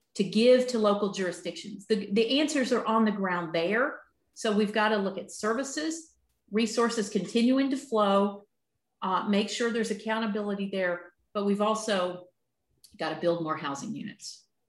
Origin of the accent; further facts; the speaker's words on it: Appalachia, United States; growing up in Appalachia